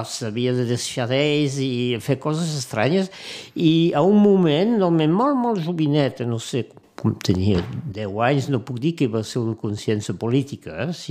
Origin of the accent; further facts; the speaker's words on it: Perpignan, Occitania, France; also born or lived in Brest; now in Montpellier, France; A Montpellier, passa la meva joventut a Perpinyà, i però fa, fa anys i panys que, que visc a Montpellier, sí.